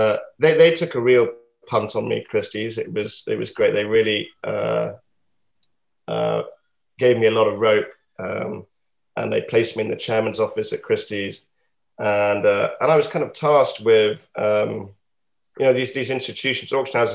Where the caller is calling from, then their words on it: Yorkshire and the Humber, United Kingdom; From North Yorkshire, from a place called Sutton Park, which is a beautiful Regency. We call them like stately homes here in England